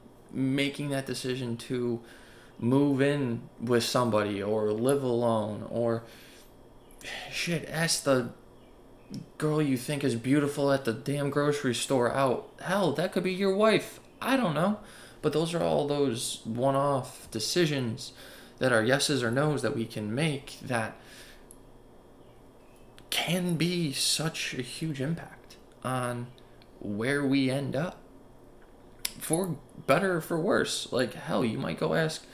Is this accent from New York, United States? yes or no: yes; Buffalo, New York, United States; moved away as an adult; also born or lived in Charlotte, North Carolina; now in Baltimore, United States; I'm from Buffalo, New York, and I moved to Baltimore to go to college.